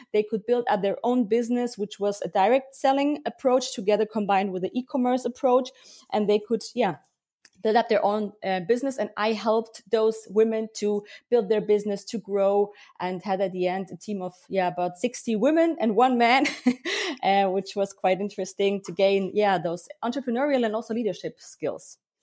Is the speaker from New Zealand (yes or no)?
no; Germany; I was born and raised here in Germany. So I grew up with both cultures, but I have to say that I feel quite um, connected to Bavaria.